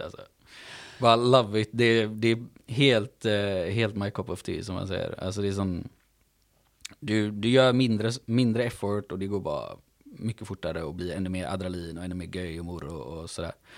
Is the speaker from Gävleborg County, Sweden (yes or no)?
no; Gothenburg, Västra Götaland, Sweden; jag är uppvuxen i Göteborg